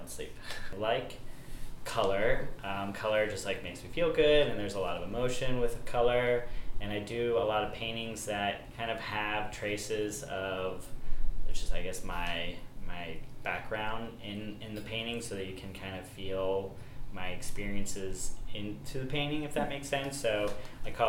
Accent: Powell, Ohio, United States; also born or lived in Erie, Pennsylvania; I am from Powell, Ohio, technically from Erie, Pennsylvania, but grew up in Powell

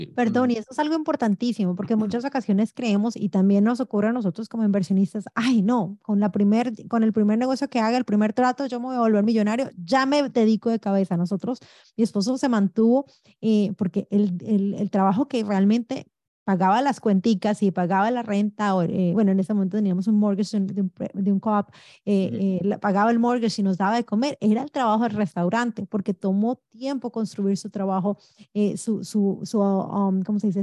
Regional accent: Colombia; also born or lived in New York / New Jersey; now in United States; mi esposo y yo nacimos en Colombia, llegamos muy jovencitos de este maravilloso país.

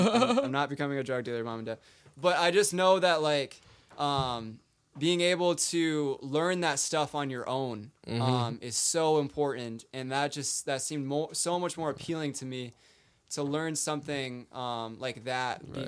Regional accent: Mankato, Minnesota, United States; born or raised there

